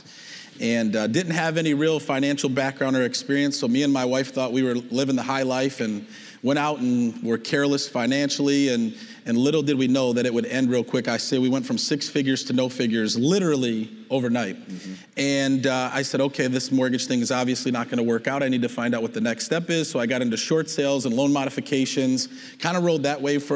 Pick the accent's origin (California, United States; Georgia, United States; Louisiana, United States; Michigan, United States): Michigan, United States; Detroit; also born or lived in Plymouth, Michigan; I'm from the Detroit, Michigan area. I live in Plymouth.